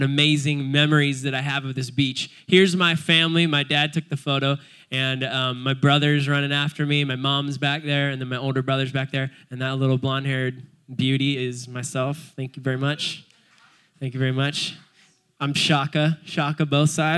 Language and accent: English; Cayucos, California, United States; I was born in Cayucas, just a little surf punk growing up my whole life in Cayucas